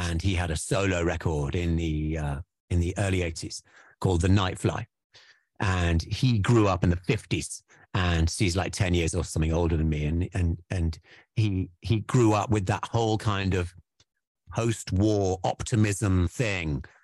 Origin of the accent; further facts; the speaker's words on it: Wales, United Kingdom; we're Welsh boys